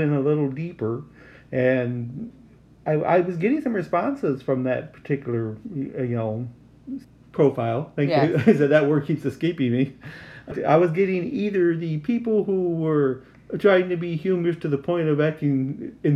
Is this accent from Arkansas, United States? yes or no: yes; Arkansas, United States; I was from Arkansas, so that was just about almost like another country